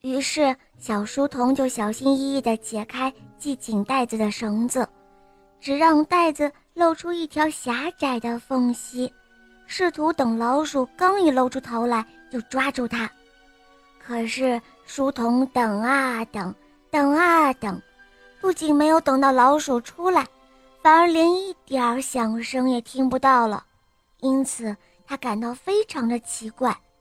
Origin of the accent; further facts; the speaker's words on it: Hebei, China; 我今年五岁了，我来自河北